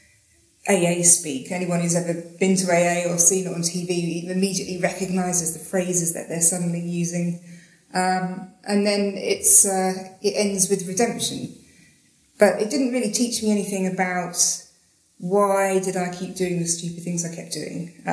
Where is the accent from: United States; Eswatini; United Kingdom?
United Kingdom; Slough, South East England; now in Australia; I'm from England. I'm from Slough, but I live in Australia now